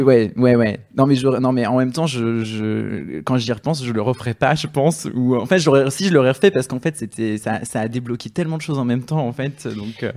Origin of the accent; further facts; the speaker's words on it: south of France, France; moi je viens du sud de la France